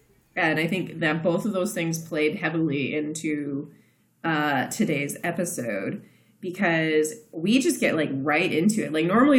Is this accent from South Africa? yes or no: no; Kansas, United States; accent: Midwest; moved away; also born or lived in Texas; I'm from the Midwest, which is a very flat accent with a little, but I'm from Kansas Midwest, not like Minnesota or anything like that, that tends to go very nasal.